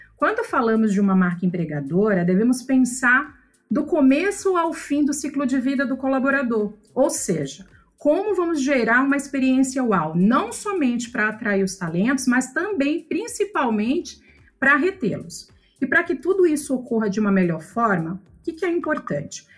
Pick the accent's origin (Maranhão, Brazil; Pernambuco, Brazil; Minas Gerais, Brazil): Maranhão, Brazil; São Luís; eu sou nascida em São Luís do Maranhão